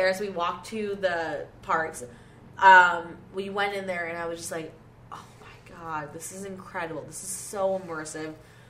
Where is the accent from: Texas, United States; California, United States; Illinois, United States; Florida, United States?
Florida, United States; also born or lived in Canada; I went to the University of Florida. I am from Florida. And I say from, like, in quotes, because I'm Canadian, but I grew up in Florida.